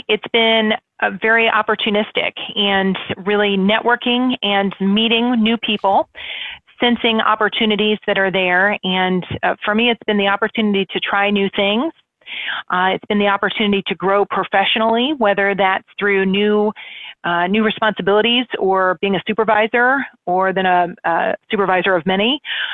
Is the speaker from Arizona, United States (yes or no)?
no; Indianapolis, Indiana, United States; moved away as an adult; now in Cincinnati, United States; growing up in Indianapolis, that was my home park